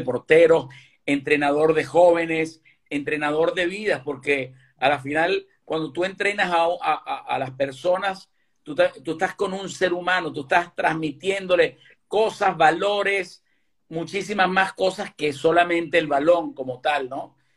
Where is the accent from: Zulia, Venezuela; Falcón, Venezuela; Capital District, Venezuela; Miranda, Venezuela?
Capital District, Venezuela; Caracas; moved away as an adult; now in Galicia, Spain; yo sí nací aquí en Galicia y me fui a los ocho años para, para Caracas